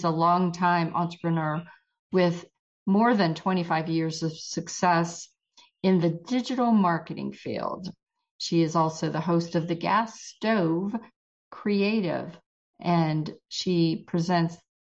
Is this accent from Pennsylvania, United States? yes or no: yes; Trafford, Pennsylvania, United States; also born or lived in Pittsburgh; now in Georgia, United States; I was born in Trafford, which is near Monroeville.